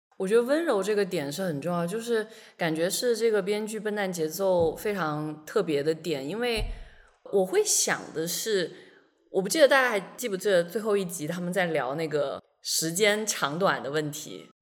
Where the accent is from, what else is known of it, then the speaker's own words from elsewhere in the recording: China; 我一个出生在中国但是几乎是同龄